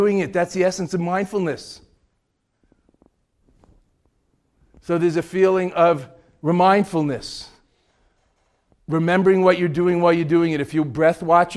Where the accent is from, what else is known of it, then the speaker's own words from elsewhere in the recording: New York, United States; also born or lived in Boston; I'm from New York